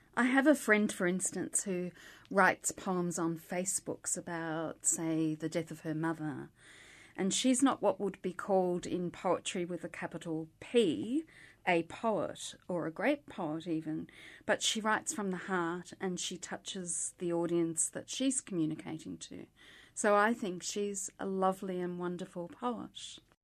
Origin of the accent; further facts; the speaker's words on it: Melbourne, Victoria, Australia; also born or lived in St Kilda / Ormond; My mother was born in Earl Street, Windsor, and I was born in Earl Street, Windsor